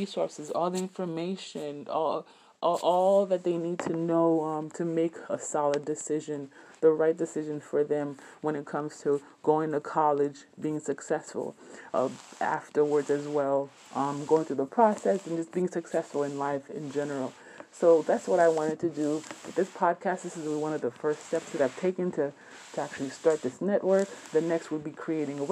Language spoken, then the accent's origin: English; South Miami, Florida, United States; my background as an immigrant growing up in South Miami